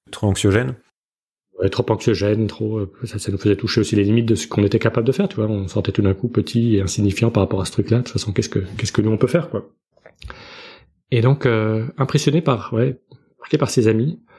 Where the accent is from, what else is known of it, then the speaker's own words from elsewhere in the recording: Belgium; now in United States; je suis belge